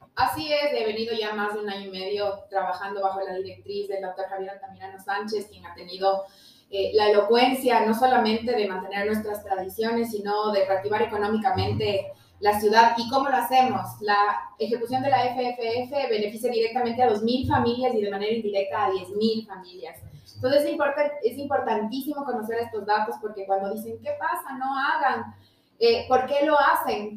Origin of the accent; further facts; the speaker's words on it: Ambato, Tungurahua, Ecuador; somos el corazoncito del Ecuador, no solamente el jardín, somos la alacena del Ecuador